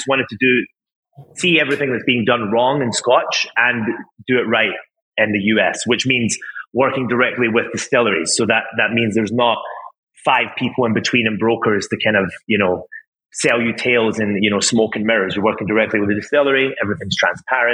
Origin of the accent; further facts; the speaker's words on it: Crete, Greece; moved away; also born or lived in Scotland / Japan; I'm Scottish, half Scottish and half Greek. So I grew up in an island called Crete in Greece